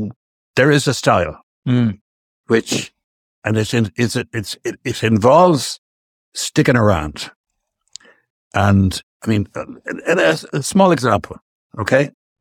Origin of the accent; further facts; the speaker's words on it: Ireland; we, I'm speaking of Irish business guys and girls